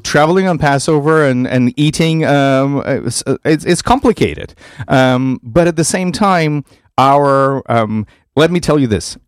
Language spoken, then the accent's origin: English; Vitebsk, Vitebsk Region, Belarus; moved away; I grew up in Vitebsk, in Belarus.